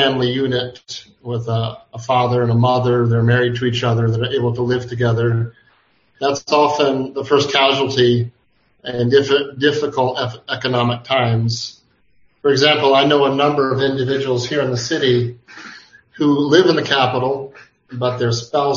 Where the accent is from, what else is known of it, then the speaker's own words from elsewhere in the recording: United States; moved away as an adult; now in Kampala, Uganda; I'm an American